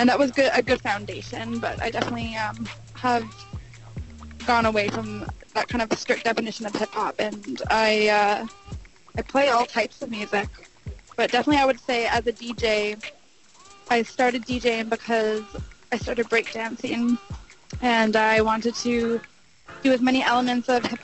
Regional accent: North Vancouver, British Columbia, Canada; I grew up in North Vancouver, B.C.

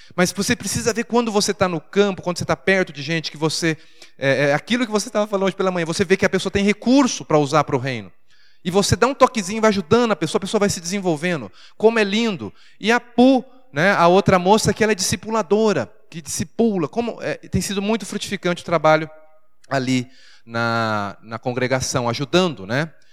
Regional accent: Brazil; moved away as an adult; now in Thailand; eu sou do Brasil

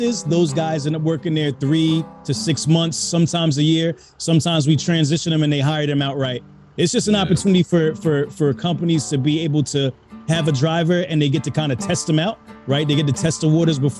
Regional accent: Hightstown, New Jersey, United States; also born or lived in Brooklyn, New York; now in Mount Laurel, United States; I'm originally from Brooklyn, New York. From Brooklyn, New York. Moved out of there when I was young, though. Moved to Central Jersey, a place called Heights Town. That's where I went to high school

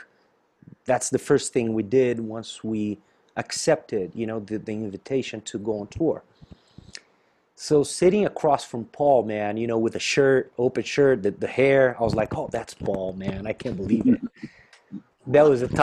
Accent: inland southern Brazil, south of Brazil, Brazil; born or raised there; moved away

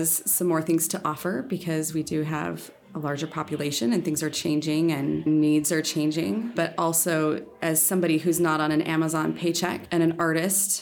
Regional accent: Seattle, Washington, United States; also born or lived in Kenmore, Washington; I've been in Seattle my whole life. I currently live in Ballard, but I grew up north in Alderwood

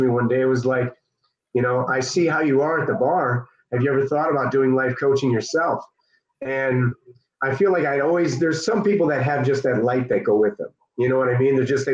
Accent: Chicago, Illinois, United States; I'm from the South Suburbs of Chicago

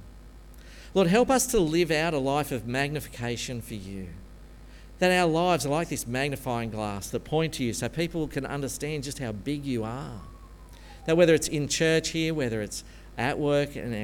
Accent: Australia; being an Aussie, born and bred Presbyterian

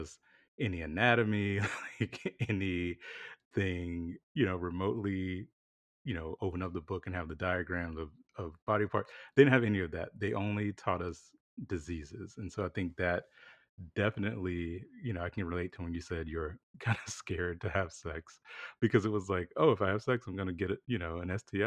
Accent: South Carolina, United States; that's how I grew up in the South. So I'm from South Carolina

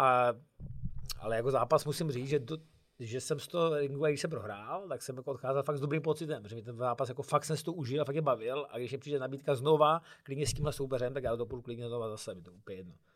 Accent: Czechia; jsem tam byl jako jediný Čech

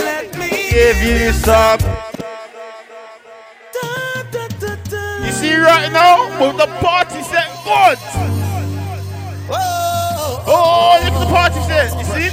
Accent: London, United Kingdom; I am from London and I came down to Manchester.

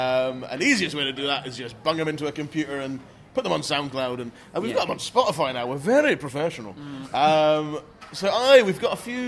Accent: Inverness, Scotland, United Kingdom; now in Glasgow, United Kingdom; I'm Inverness originally.

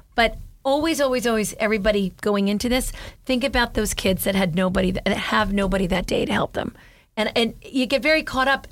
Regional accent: Jersey City, New Jersey, United States; I grew up in Hudson, in Jersey City

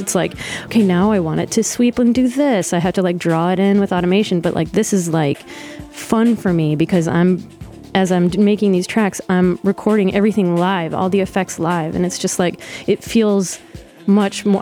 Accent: Detroit, Michigan, United States; moved away as an adult; also born or lived in Sterling Heights, Michigan / Hamtramck, Michigan; now in Brooklyn, United States; I lived in Detroit until the fourth grade. Then we moved to the suburbs. Sterling Heights, or we also called it Sterile Whites. uh, and then I moved back down to Hamtramck when I was 17

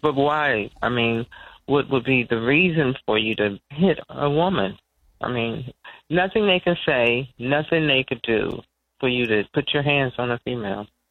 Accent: Washington, District of Columbia, United States; also born or lived in North Carolina; I grew up in D.C.

